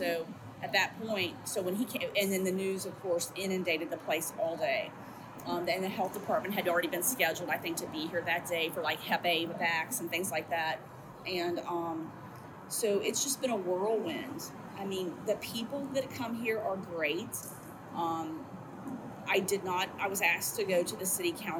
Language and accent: English; Kentucky, United States; now in Cincinnati, United States; I'm originally from Kentucky